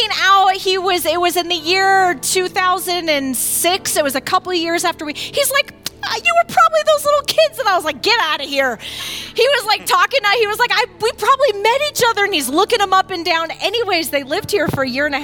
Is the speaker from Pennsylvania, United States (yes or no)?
no; Findlay, Ohio, United States; from Flag City